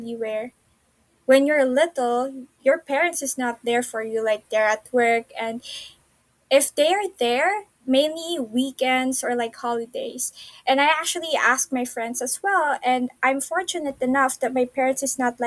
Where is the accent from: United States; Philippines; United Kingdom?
Philippines; I grew up in the Philippines